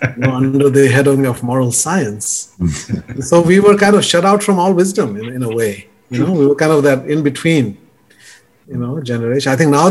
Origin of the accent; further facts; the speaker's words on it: India; I think you and I probably, growing up in India, and I think part of it has to do with the relic of colonialism